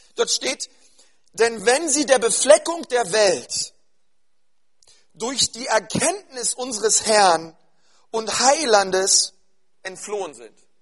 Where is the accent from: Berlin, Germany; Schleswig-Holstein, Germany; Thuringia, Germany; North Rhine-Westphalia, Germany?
Berlin, Germany; bei uns in Berlin-Spandau